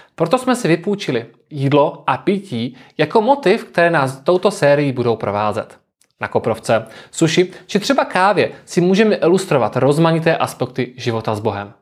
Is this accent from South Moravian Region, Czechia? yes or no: yes; South Moravian Region, Czechia; pocházím z Jižní Moravy, konkrétně z jednoho z tamních vinařských regionů